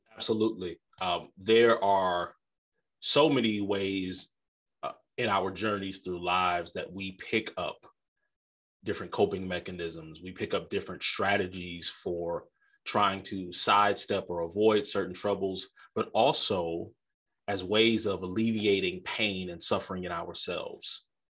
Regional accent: Midwest, United States; I'm a Midwesterner by birth

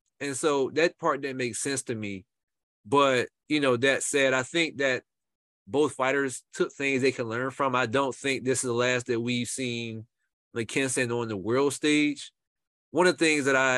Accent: Portsmouth, Virginia, United States; I'm from the Portsmouth in VA

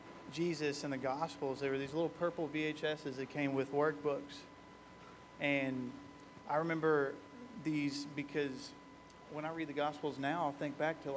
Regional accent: Bedford, Kentucky, United States; also born or lived in Louisville, Kentucky; I was born in Louisville, Kentucky. At a young age, lived in Bedford, Kentucky.

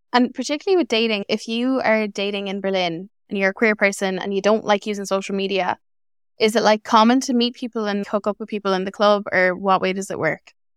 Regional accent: Ireland; moved away as an adult; also born or lived in Galway; now in Netherlands; I'm an Irish expat living in the Netherlands since twenty nineteen.

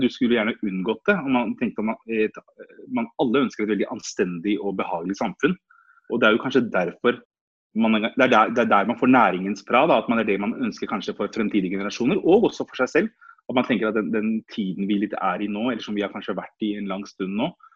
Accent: Norway; vi som er født og oppvokst i Norge

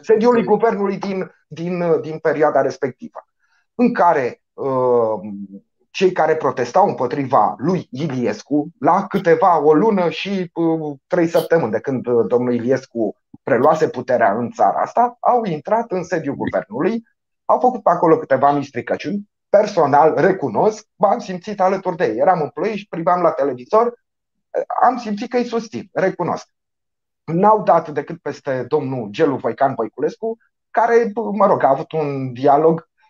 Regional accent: Romania; ca un român

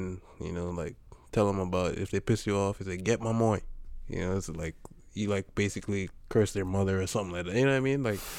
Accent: Bahamas; moved away; Or when I grew up in the Bahamas, it was Creole.

